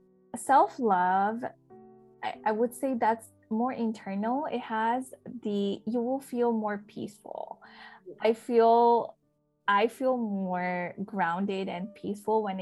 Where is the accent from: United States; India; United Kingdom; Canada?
India; moved away; I was born in India